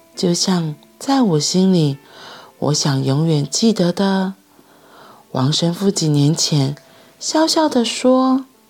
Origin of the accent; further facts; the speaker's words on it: Taiwan; 像我们现在是台湾人一样